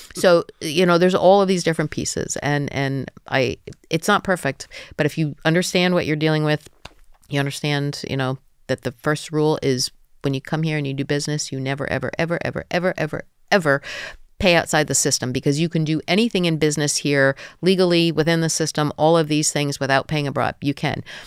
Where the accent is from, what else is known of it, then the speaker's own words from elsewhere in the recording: New Jersey, United States; moved away as an adult; also born or lived in Georgia; now in Ukraine; I come from New Jersey